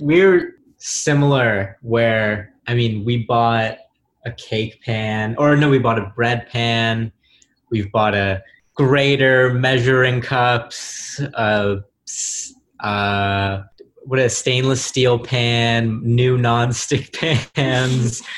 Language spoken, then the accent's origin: English; Bay Area, California, United States; also born or lived in Los Angeles; now in New York, United States; I'm from the Bay Area